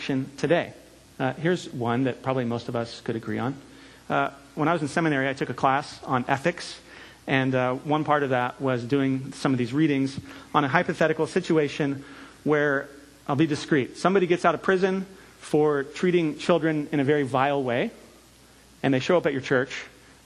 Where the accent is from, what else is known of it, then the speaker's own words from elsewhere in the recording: California, United States; moved away; I'm from California